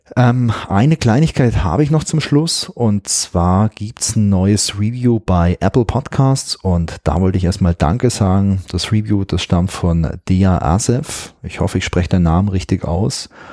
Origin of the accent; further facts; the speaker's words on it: Germany; hier bei uns in Deutschland